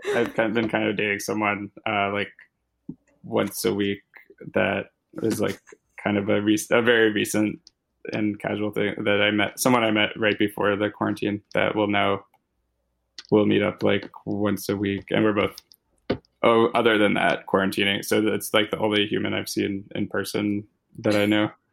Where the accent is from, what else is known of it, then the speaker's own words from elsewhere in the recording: Louisville, Kentucky, United States; I grew up in Louisville, Kentucky